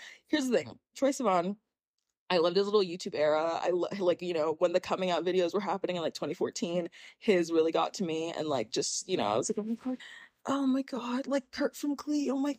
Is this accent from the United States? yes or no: no; Nigeria; And I'm Nigerian.